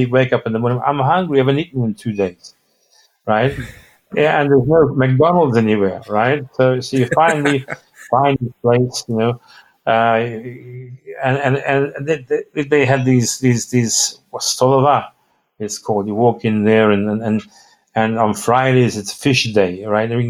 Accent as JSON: {"language": "English", "country": "Australia", "said": "and, I'm telling him I'm from Australia."}